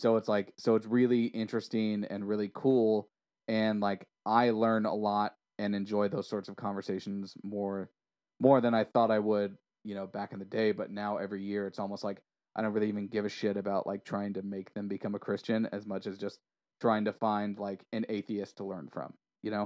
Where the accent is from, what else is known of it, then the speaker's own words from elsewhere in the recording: United States; also born or lived in Orange County or Los Angeles area; I'm American